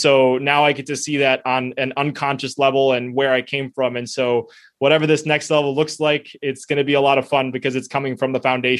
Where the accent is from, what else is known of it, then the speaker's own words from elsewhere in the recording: United States; first language Spanish; I spoke Spanish before I spoke English, even though I was born in the United States